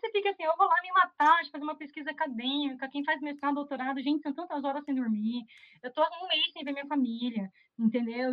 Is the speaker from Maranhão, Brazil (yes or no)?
no; Curitiba, Paraná, Brazil; Eu sou de Curitiba